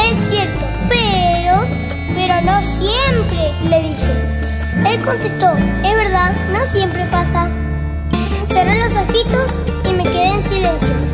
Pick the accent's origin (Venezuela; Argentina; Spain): Argentina; Villa Paranacito, Entre Ríos; tengo 7 años. Nací y me estoy criando acá en Villa Paranacito, la del Lumpí, Entre Ríos. Es muy, muy lindo mi pueblo.